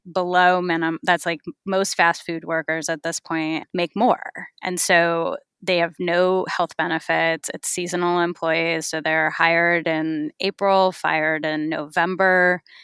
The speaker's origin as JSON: {"language": "English", "region": "California", "country": "United States", "tie": "born or raised there", "said": "I grew up in California"}